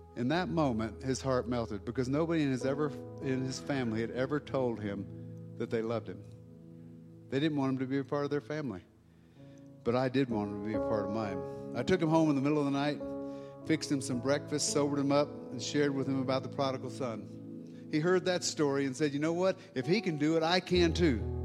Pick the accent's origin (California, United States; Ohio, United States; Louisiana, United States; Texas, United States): Louisiana, United States; now in Colorado, United States; I'm from Louisiana.